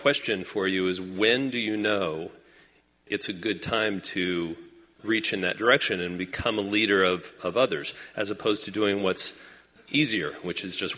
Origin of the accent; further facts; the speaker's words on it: Phoenix, Arizona, United States; I'm from Phoenix, Arizona.